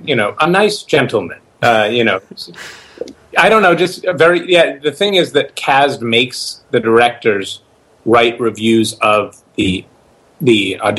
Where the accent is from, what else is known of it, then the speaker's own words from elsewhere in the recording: Montreal, Quebec, Canada; born there; I was born in Montreal, so I spoke the little broken French that I knew.